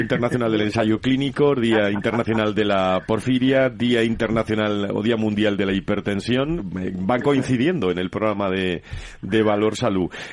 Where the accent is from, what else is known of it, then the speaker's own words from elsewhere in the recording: Seville, Andalusia, Spain; also born or lived in Córdoba; nos criamos en, en Sevilla